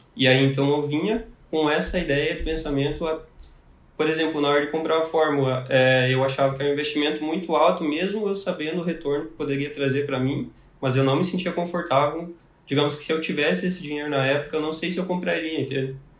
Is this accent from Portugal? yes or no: no; Paraná, Brazil; now in Canoas, Brazil; Eu sou natural do Paraná, né? uma cidadezinha lá.